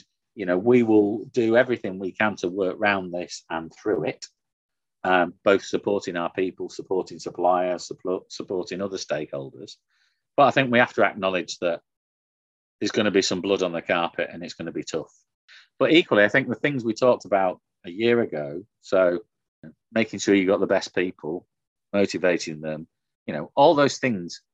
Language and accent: English; the north of England, United Kingdom; I grew up in the Thatcher government in the north